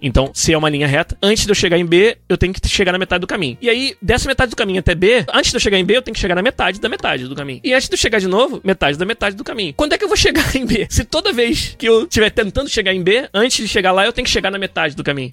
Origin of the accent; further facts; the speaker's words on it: Brazil; eu sou brasileiro